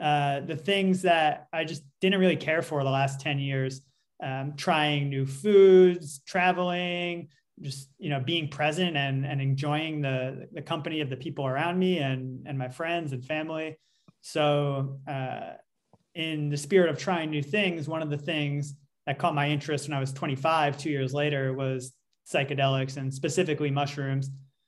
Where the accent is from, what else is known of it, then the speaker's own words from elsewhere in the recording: New York, United States; Well, I'm coming from New York, which is a pretty, you know, liberal place, and people are somewhat open about this.